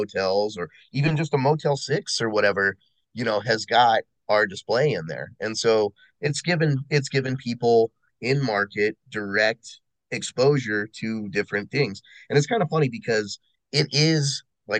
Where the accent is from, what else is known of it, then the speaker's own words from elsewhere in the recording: United States; being an American